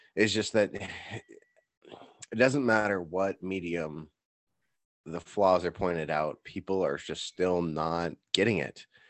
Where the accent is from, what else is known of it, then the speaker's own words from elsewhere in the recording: United States; I'm an American